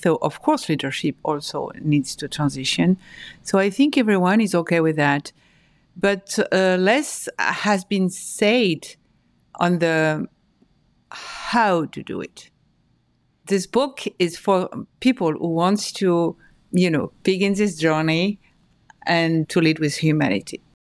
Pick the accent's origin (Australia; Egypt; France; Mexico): France; moved away as an adult; also born or lived in Paris, France / north of France; now in New York, United States; I was born and raised in France, in Paris, and in the north of France. I moved to New York four years ago